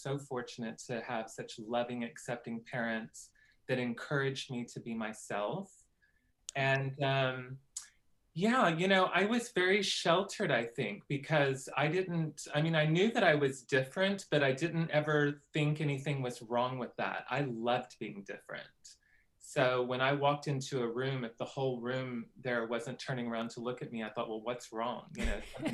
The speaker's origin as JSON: {"language": "English", "town": "Cordell", "region": "Oklahoma", "country": "United States", "tie": "born or raised there", "said": "I grew up in Cordell, which is down there by southwestern Oklahoma"}